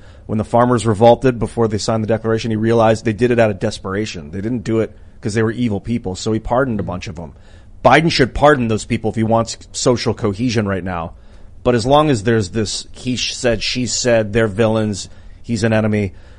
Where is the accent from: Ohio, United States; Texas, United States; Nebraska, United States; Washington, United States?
Ohio, United States; Cleveland; I was born in Ohio and Cleveland Browns for life. Cleveland Browns fan because that's my hometown.